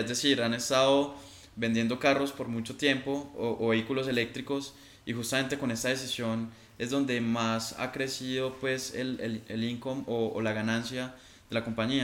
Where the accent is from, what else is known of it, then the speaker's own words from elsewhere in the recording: Colombia; como colombianos